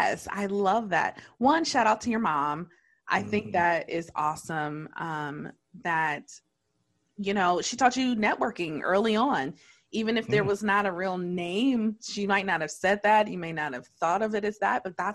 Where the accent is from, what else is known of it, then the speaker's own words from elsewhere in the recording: Detroit, Michigan, United States; born and raised in Detroit